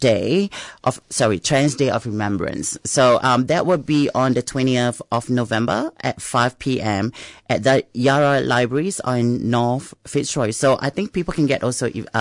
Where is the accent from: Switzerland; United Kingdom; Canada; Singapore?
Singapore; now in Melbourne, Australia; I come from Singapore.